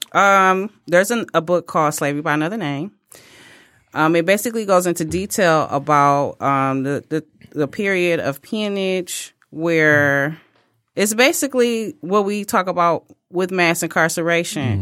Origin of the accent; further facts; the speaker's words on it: United States; I am an American, and I'm an American that takes it very seriously.